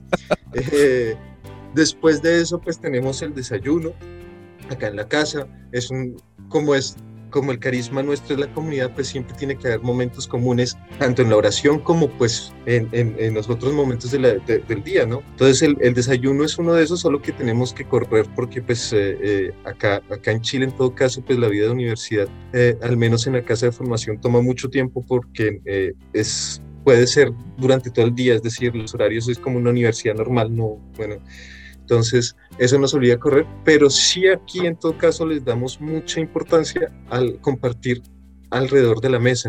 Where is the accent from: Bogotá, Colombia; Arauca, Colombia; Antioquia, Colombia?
Bogotá, Colombia; moved away as an adult; also born or lived in France; yo nací en Bogotá, pues en medio de una familia católica, practicante, eh, pues una juventud, una, una adolescencia, una infancia pues feliz, muy normal